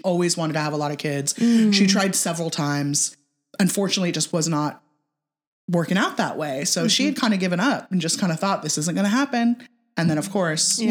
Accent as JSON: {"language": "English", "region": "California", "country": "United States", "tie": "born or raised there", "moved": "yes", "said": "born and raised in California"}